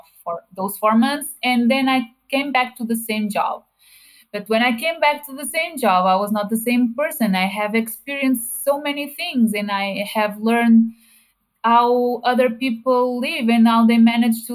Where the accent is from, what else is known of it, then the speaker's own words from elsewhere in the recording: Portugal; I am from Portugal and I'm 31 years old